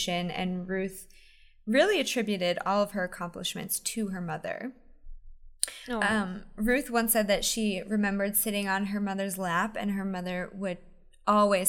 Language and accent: English; Pennsylvania, United States; I grew up in Pennsylvania